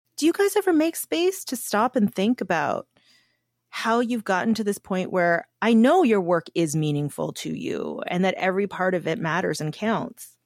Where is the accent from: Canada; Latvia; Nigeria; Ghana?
Canada; I'm Korean, so I'm an Asian woman, Canadian, and I grew up in an immigrant family